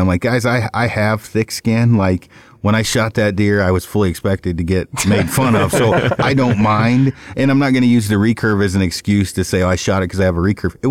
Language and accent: English; South Korea; now in United States; when I first got here from, when I came over from Korea, it was the first year there was a draw here.